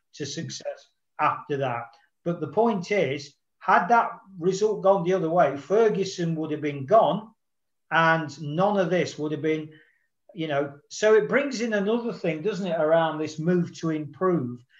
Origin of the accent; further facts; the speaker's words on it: Nottingham, East Midlands, United Kingdom; my hometown club in the third round of the FA Cup, Nottingham Forest